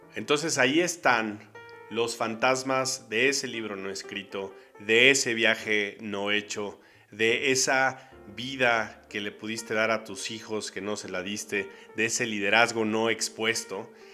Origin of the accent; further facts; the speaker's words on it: Mexico; yo soy mexicano por alguna razón, aquí me tocó nacer